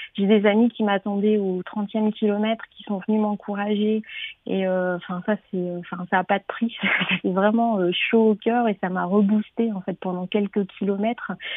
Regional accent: Nord, Hauts-de-France, France; moved away; je suis du Nord

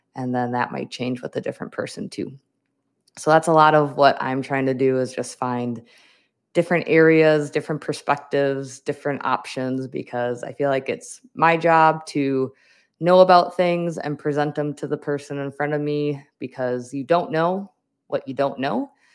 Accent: Wisconsin, United States; moved away as an adult; now in Minnesota, United States; I grew up in Wisconsin, I went to school in Wisconsin, but now I am in Minnesota.

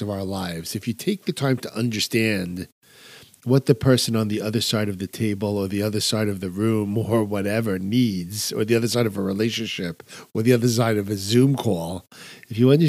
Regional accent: New York, United States; I'm a New Yorker

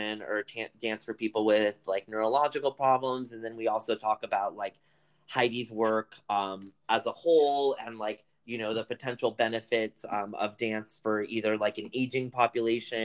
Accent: United States; first language Spanish; English is a second language; so my family's from the Dominican Republic. I was born here

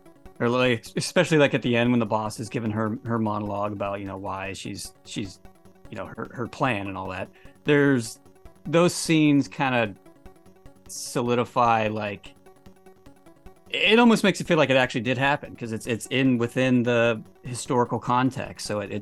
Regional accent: California, United States; from California, so the houses are extremely expensive.

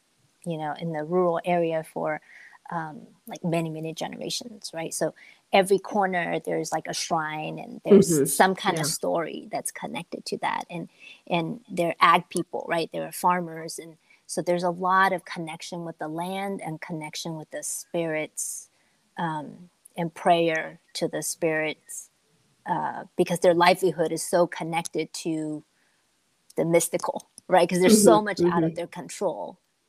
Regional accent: Taipei, Taiwan; moved away; growing up in Taiwan and Taipei, I mean, I come from a really big family, and there's just a lot of like cultural spirituality, right? Kind of folk religion

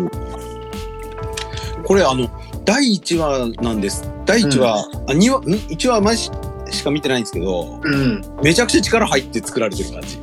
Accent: Iwate, Japan; moved away; うちの実家も味噌。うん。 あ、岩手

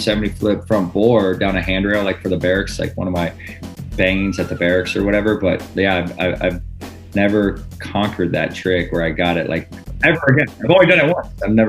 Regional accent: Midwest, United States; And maybe because where I grew up in the Midwest, it's always kind of I guess in the summer it gets a little hot, but for the most part, it's like colder weather, you know.

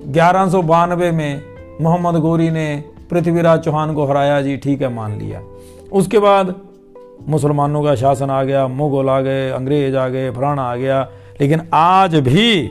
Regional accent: Himachal Pradesh, India; मैं हिमाचल प्रदेश से हूं

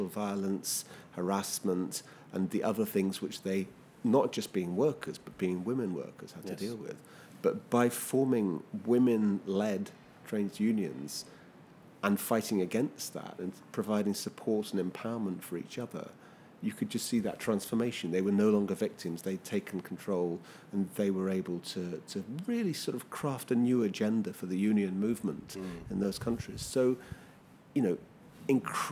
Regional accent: London, United Kingdom; I come from London

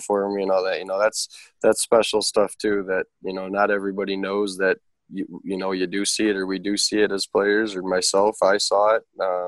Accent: Toledo, Ohio, United States; it's my hometown

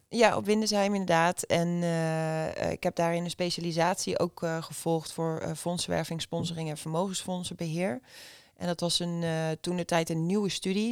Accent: Haaksbergen, Overijssel, Netherlands; moved away as an adult; also born or lived in Zwolle; ik kom uit Haaksbergen. Dat is een klein dorpje naast Enschede tegen de Duitse grens. En daar ben ik 32 jaar geleden geboren, 1989. En opgegroeid met mijn twee zusjes

